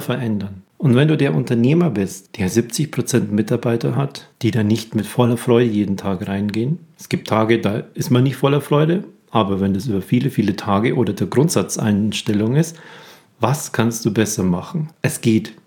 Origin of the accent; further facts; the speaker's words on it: Germany; bei uns in Deutschland